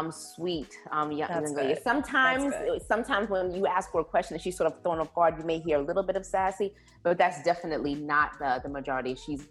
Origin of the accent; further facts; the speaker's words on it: New York City, New York, United States; moved away; So my family is from Haiti. And I am first generation born in Jamaica, Queens, New York.